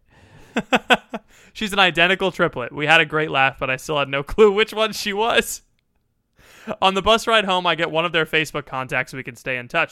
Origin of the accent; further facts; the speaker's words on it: United States; I'm an American